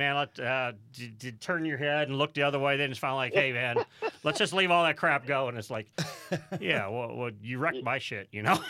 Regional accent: Midwest, United States; I grew up in the Midwest dirt racing

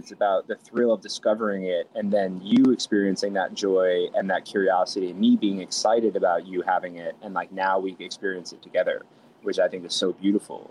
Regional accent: New York City, New York, United States; also born or lived in Roslyn Heights, Long Island, New York; I grew up in a town called Fresh Meadows in Queens, um, and then in New York, uh, and then I also moved to a town called Roslyn Heights in Long Island, uh, in New York

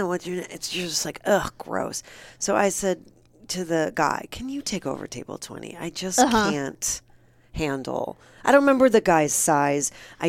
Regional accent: Midwest, United States; I'm from the Midwest. I don't back down.

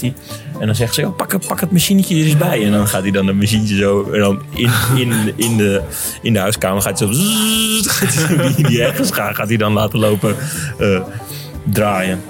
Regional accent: South-East Drenthe, Netherlands; in de regio waar wij vandaan komen

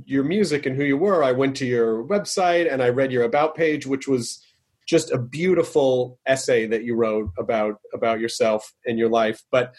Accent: Tennessee, United States; also born or lived in Kentucky; I was born in Kentucky. I grew up in Tennessee.

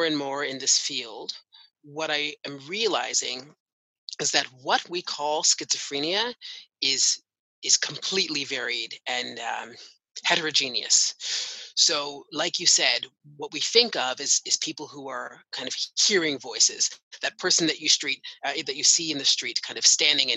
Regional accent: Canada; also born or lived in United Kingdom; So I am Canadian. I was born and raised here.

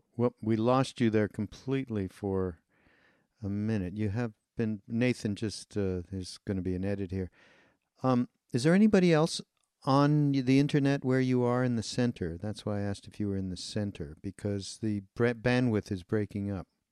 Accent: Montreal, Quebec, Canada; I'm from Montreal. I'm Canadian

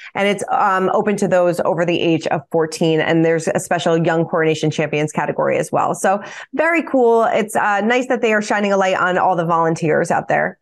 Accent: United States; As an American and you know living here in the states

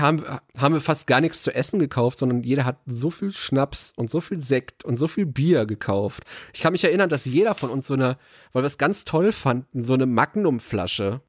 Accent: Ruhr area, North Rhine-Westphalia, Germany; bei uns im Ruhrgebiet

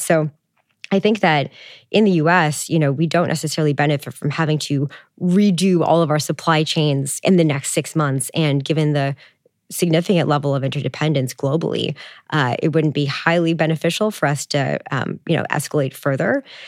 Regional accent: Canada; I'm Canadian

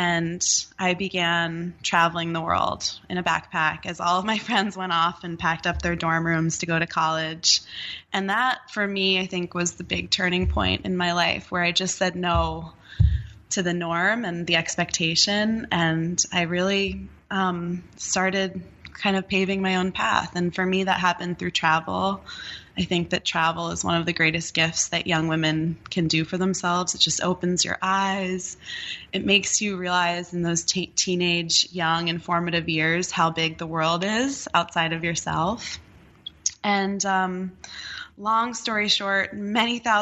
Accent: New Jersey, United States; moved away as an adult; now in Nepal; I grew up in New Jersey, and I was really, if you can picture her, I was a very suburban New Jersey teenager

